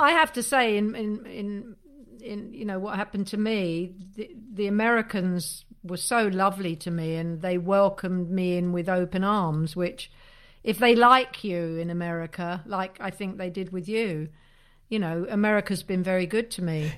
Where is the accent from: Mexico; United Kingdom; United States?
United Kingdom; Leeds, Yorkshire and the Humber; I'm from Leeds